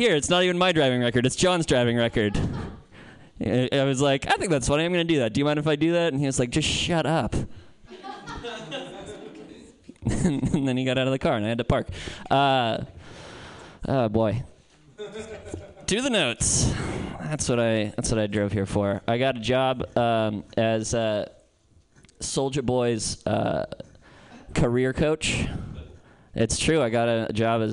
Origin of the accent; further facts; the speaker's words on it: Santa Cruz, California, United States; moved away; I'm from Santa Cruz